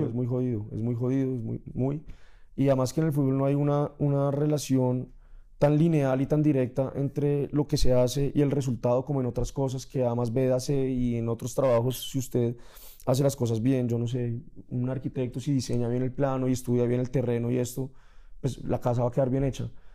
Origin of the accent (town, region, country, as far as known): Colombia